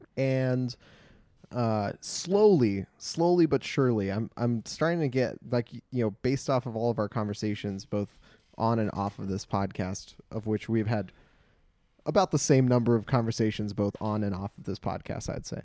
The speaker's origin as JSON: {"language": "English", "town": "Glendale", "region": "California", "country": "United States", "tie": "born or raised there", "said": "I was born and raised in the mean streets of Glendale"}